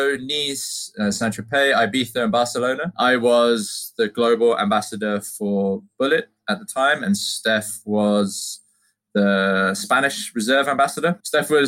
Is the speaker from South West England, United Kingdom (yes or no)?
yes; Cornwall, South West England, United Kingdom; growing up in Cornwall, you grew up around apples